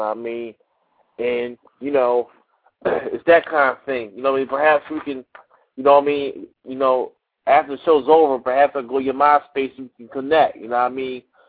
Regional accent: Philadelphia, Pennsylvania, United States; I'm an artist, too, from North Philly.

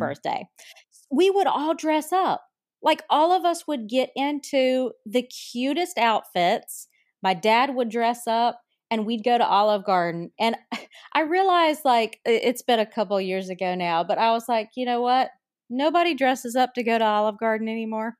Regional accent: North Carolina, United States; my home state of North Carolina, and listeners can tell from my accent

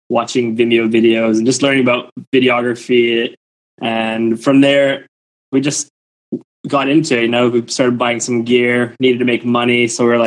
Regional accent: Canada; moved away as an adult; now in Finland; Born in Canada, but living in Finland

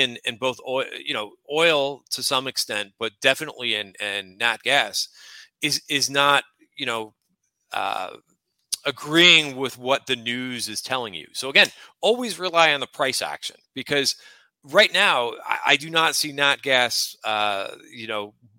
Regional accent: North Plainfield, New Jersey, United States; now in New York City, United States; I grew up in Central Jersey. I'm in New York City now.

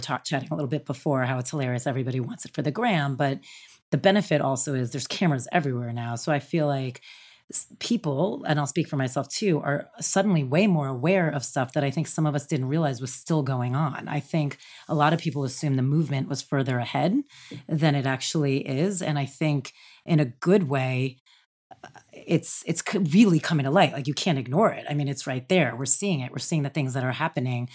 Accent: New Jersey, United States; I'm from New Jersey, right outside the city

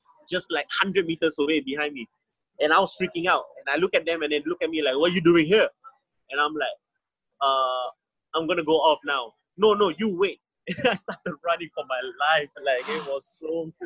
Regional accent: Singapore; first language English; growing up in Singapore, I kind of hated like the old English

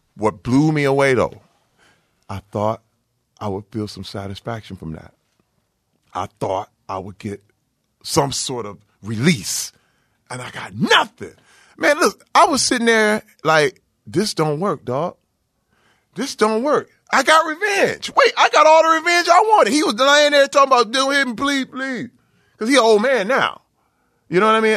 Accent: Flint, Michigan, United States; growing up in Flint, Michigan uh, where I came up

